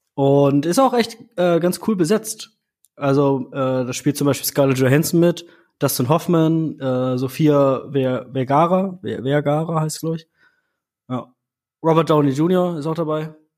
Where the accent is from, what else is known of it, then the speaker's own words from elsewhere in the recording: Germany; bei uns in Deutschland